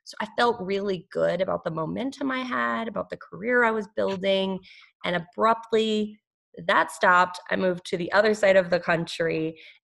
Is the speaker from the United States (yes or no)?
yes; New Mexico, United States; moved away as an adult; also born or lived in Southwest / California / Texas; now in North Carolina, United States; I was born in New Mexico, had lived most of my life in the Southwest, had gone to school in California and Texas